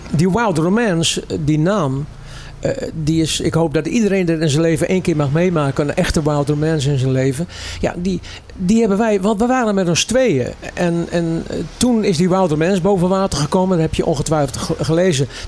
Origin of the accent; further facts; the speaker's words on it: Amsterdam, North Holland, Netherlands; we komen uit Amsterdam Koos. Ja, allebei.